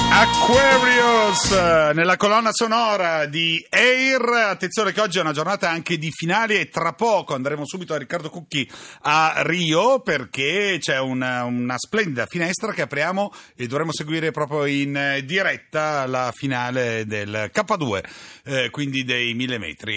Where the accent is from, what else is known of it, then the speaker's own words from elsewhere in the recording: Livorno, Tuscany, Italy; da livornese